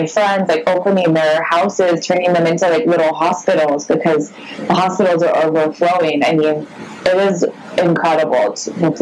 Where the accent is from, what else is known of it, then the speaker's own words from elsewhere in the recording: United States; as an American